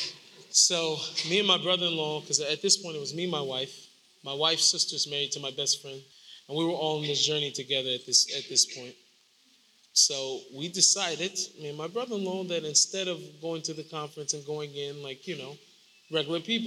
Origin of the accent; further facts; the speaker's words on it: Seattle, Washington, United States; I grew up in Seward Park. I grew up in a Jewish neighborhood, more or less